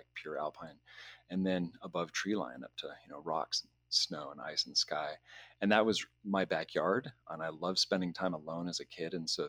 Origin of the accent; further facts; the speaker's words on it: Owens Valley, California, United States; now in Tucson, United States; So I was born in the Owens Valley, Payuhunadu, it's called in the Owens Valley language.